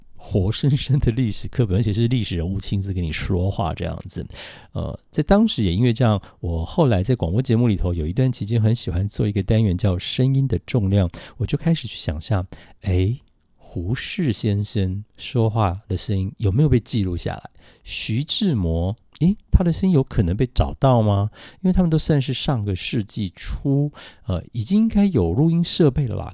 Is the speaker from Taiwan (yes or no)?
yes; Taitung, Taitung County, Taiwan; 因为胡适小时候，四岁之前是在台湾的台东，就是我家乡长大的